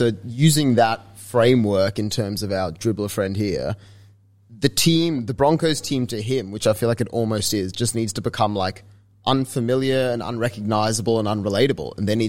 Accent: Sydney, New South Wales, Australia; moved away; because I was from Sydney

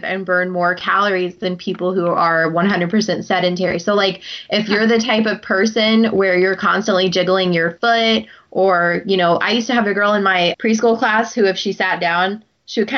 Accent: Midwest, United States; moved away; also born or lived in the South; Growing up in the Midwest and then moving to the South

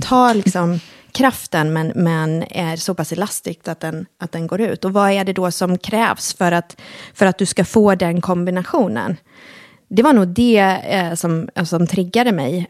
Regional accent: Halmstad, Halland County, Sweden; also born or lived in Helsingborg; vi flyttade från Helsingborg, som var eh, familjens bostad, till, eh, eller plats, till, eh, till Halmstad då, eh, när jag var fyra år gammal

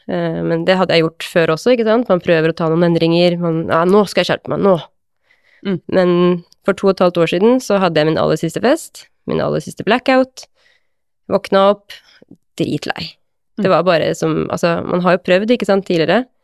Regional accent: Sandefjord, Vestfold, Norway; moved away as an adult; now in Longyearbyen, Norway; som du sa. Eh, jeg bor i Longyearbyen, men jeg er eh, fra Sandefjord, så jeg er ikke så langt hjemmefra sånn akkurat nå.

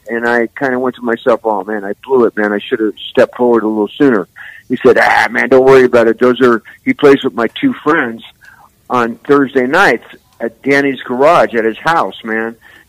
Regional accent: San Francisco, California, United States; Who I grew up with in the Mission District.

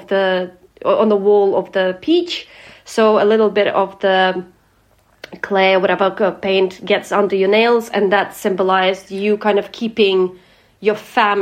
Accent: Ukraine; born or raised there

